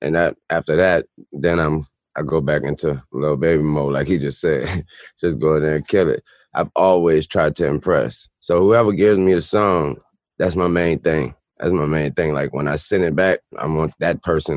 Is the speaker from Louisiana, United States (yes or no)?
yes; New Orleans, Louisiana, United States; I'm from New Orleans